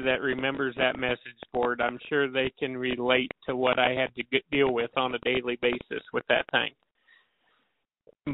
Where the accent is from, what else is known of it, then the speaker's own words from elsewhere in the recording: South Dakota, United States; moved away as an adult; also born or lived in Tulsa, Oklahoma; growing up in South Dakota